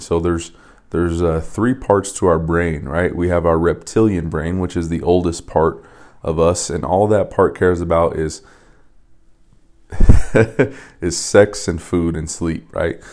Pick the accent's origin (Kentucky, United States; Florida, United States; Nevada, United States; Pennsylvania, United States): Nevada, United States; Las Vegas; when I was in high school, I grew up in Vegas